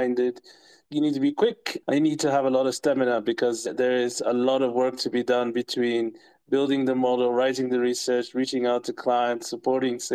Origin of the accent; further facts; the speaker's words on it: Uganda; I'm from Uganda.